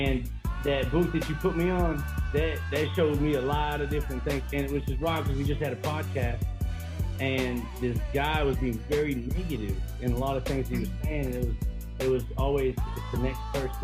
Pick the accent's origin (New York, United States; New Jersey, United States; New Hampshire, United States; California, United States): California, United States; I'm from California, born and raised